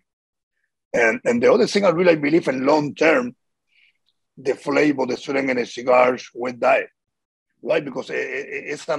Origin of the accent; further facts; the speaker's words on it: Havana, Cuba; moved away as an adult; now in Miami, United States; we grew up there in Cuba